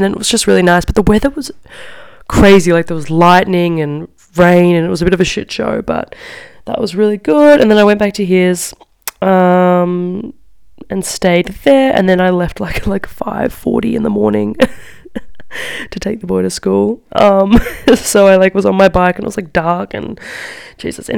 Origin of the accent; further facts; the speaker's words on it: Australia; moved away as an adult; now in Milan, Italy; I'm Australian